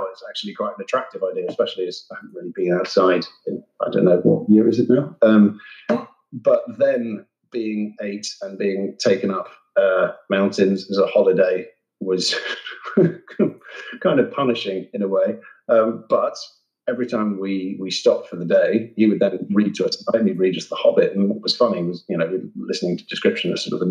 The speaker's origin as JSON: {"language": "English", "area": "near Cambridge", "region": "East of England", "country": "United Kingdom", "tie": "born or raised there", "said": "I grew up near Cambridge, which is not the one in Massachusetts"}